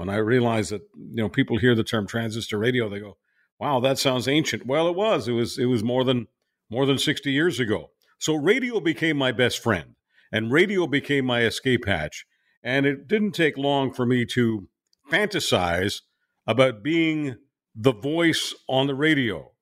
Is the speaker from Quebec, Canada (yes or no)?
yes; Montreal, Quebec, Canada; moved away as an adult; also born or lived in Budapest, Hungary / Calgary; technically Budapest is my hometown, but Montreal is a town I was raised in.